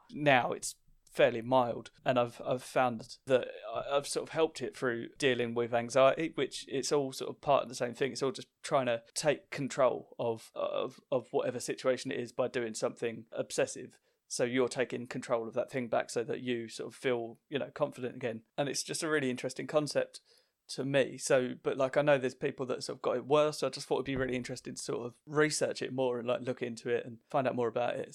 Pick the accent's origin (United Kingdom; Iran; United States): United Kingdom; Essex, East of England; I'm from Essex, which gets a lot of stick